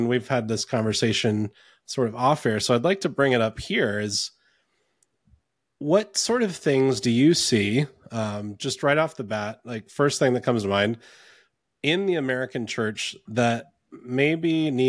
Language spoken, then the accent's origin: English; Ontario, Canada; born there; I was born in Ontario, Canada, and I was baptized Anglican.